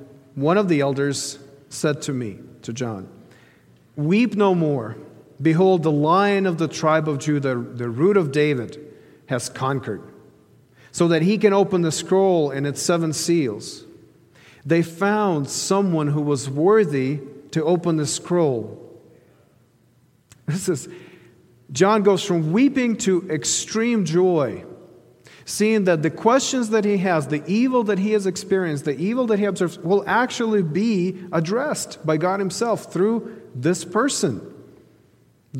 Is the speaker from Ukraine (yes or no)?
yes; Ukraine; moved away; the eastern part of Ukraine, where that's my home country